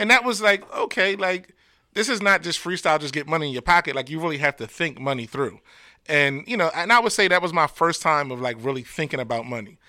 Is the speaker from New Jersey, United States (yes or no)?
yes; Camden, New Jersey, United States; my hometown of Camden